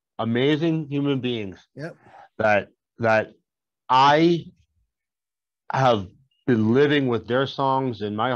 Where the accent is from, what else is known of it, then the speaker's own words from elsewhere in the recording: Boston, Massachusetts, United States; I'm from Boston